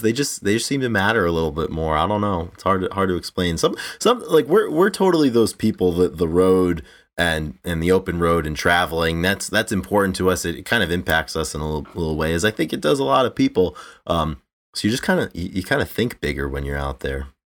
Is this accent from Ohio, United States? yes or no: no; Rhode Island, United States; also born or lived in Iowa; I live in Rhode Island. I grew up in Rhode Island.